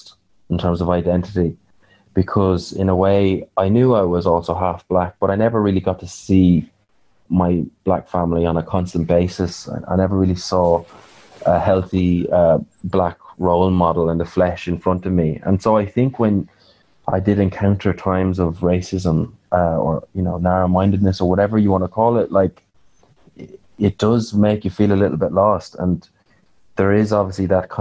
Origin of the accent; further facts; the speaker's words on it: Nenagh, Munster, Ireland; I'm from a small town in Tipperary